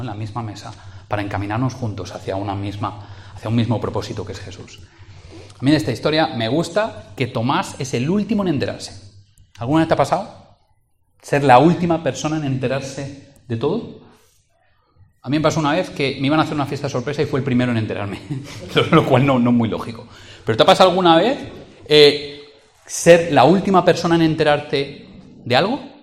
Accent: Valencian Community, Spain; moved away as an adult; now in Madrid, Spain; soy valenciano y lo hablo, o lo hablaba, eh, llevo siete años en Madrid

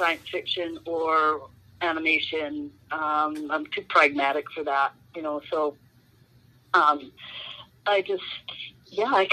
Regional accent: Canada; also born or lived in Finland; I was born in Finland. Yeah, and came to Canada when I was just a wee little girl

